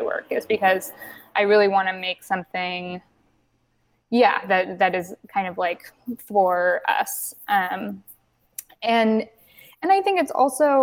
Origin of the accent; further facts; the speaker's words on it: Berkeley, California, United States; I grew up in Berkeley, California